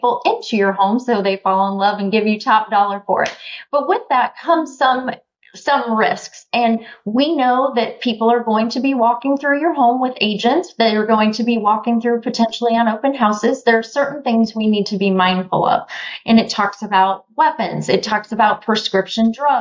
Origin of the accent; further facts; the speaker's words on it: Des Moines, Iowa, United States; I am from Des Moines, Iowa